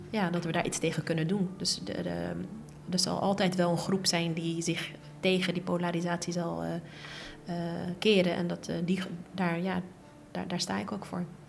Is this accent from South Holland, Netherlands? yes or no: yes; The Hague, South Holland, Netherlands; Ik ben geboren en getogen in Den Haag.